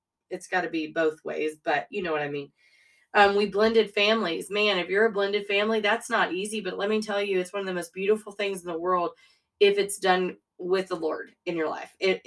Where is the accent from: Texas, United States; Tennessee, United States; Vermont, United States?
Texas, United States; a town 30 miles from Austin; moved away as an adult; it was just a good place to be raised. It really was. But I was 30 miles from Austin.